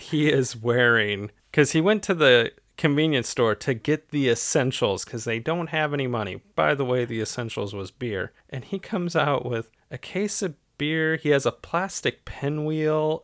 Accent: Ohio, United States; I'm from Ohio.

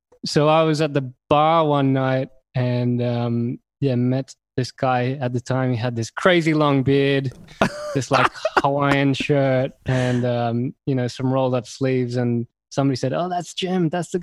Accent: Australia; moved away as an adult; also born or lived in Middle East / Asia / United States / Caribbean; I'm originally from Australia, but I spent most of my life professionally kind of in the Middle East, a little bit in Asia, a little bit in Australia, a little bit of the US.

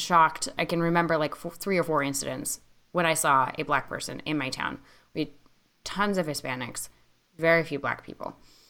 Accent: California, United States; moved away; also born or lived in Richmond, Virginia; I grew up in California in a primarily white community.

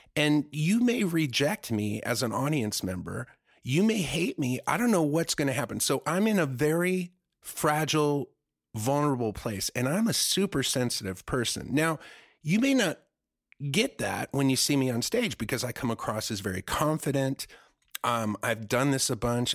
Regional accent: Germany; now in United States; I grew up in Germany where there's, like, nude beaches and nude parks

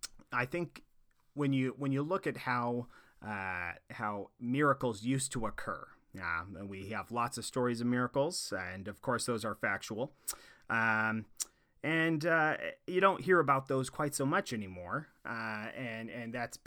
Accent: Boring, Oregon, United States; I'm originally from Oregon, a little ways east of Portland, in a town called Boring, Oregon.

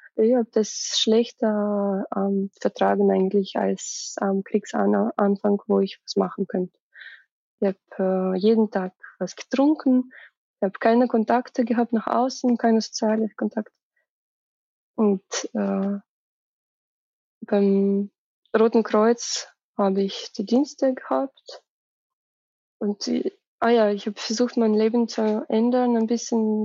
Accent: Russia; German is a second language; moved away; für mich als Russin

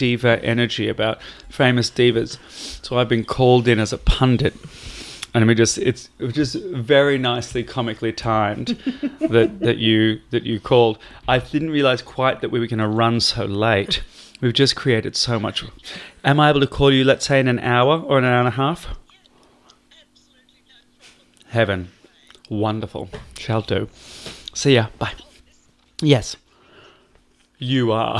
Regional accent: Australia; we're Australian

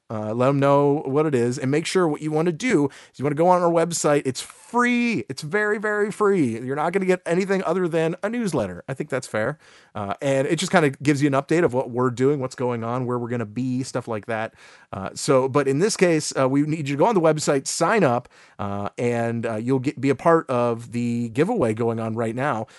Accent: Cleveland, Ohio, United States; we are from the Cleveland area

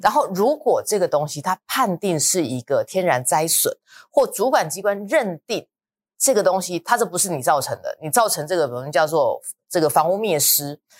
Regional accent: Luzhou, New Taipei, Taiwan; 我以前我老家在泸州那边

